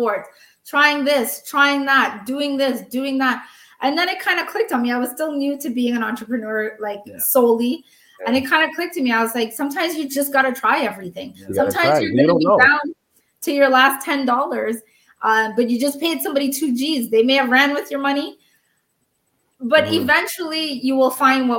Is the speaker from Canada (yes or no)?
yes; Canada; We come from Canada.